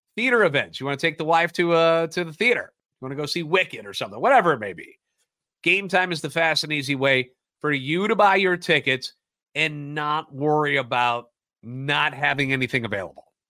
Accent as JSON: {"language": "English", "town": "St. Louis", "region": "Missouri", "country": "United States", "tie": "born or raised there", "said": "born and raised in the Loop, and a lifetime Cardinals fan."}